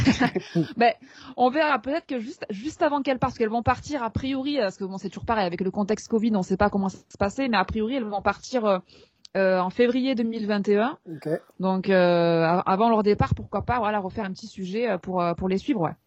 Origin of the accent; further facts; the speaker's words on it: France; chez nous en France